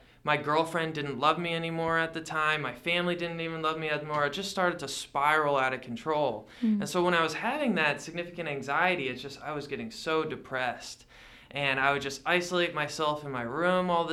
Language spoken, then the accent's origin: English; Connecticut, United States; now in Yakima, United States; I grew up in Connecticut